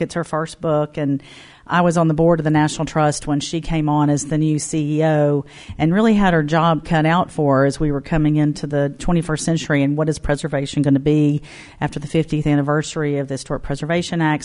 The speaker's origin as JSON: {"language": "English", "town": "Mobile", "region": "Alabama", "country": "United States", "tie": "born or raised there", "moved": "as an adult", "lives_now": "Knoxville, United States", "said": "my hometown Mobile"}